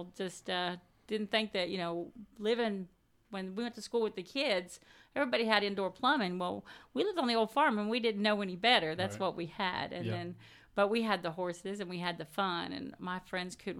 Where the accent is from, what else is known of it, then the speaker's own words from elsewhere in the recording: Lebanon, United States; growing up in Lebanon was a good thing. You know, went to Lebanon High School